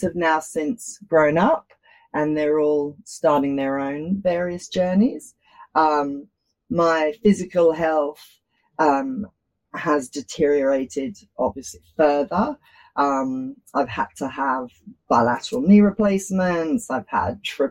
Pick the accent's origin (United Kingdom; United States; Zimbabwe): United Kingdom; London; now in Australia; I was born in Australia, but I grew up in London